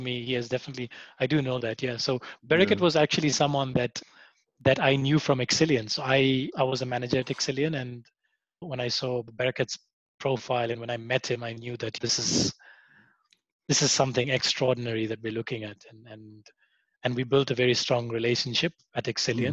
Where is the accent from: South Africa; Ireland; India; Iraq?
South Africa; Kokstad, KwaZulu-Natal; also born or lived in Kenya; I grew up in a in a small town called Kokstad. It's on the on the border of Eastern Cape and KZN.